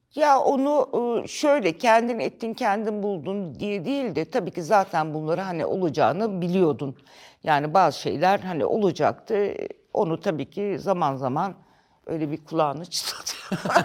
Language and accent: Turkish; İzmit, Kocaeli, Turkey; also born or lived in Tunceli; now in Ankara, Turkey; ben ilkokul 5'e e kadar Ankara, ondan sonra İzmit.